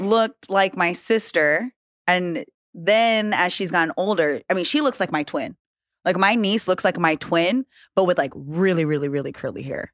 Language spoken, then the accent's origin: English; Hawaii, United States; I'm from Hawaii